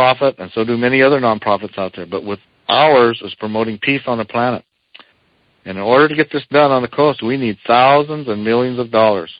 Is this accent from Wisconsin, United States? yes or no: no; Eastern Shoshone Nation, Wind River Indian Reservation, Wyoming, United States